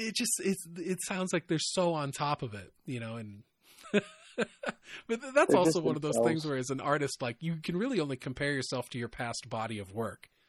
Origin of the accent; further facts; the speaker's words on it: Iowa, United States; we're from Iowa and we both say ope when we bump into people